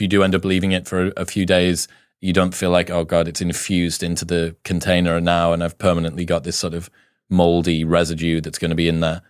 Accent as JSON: {"language": "English", "country": "United Kingdom", "said": "I'm British"}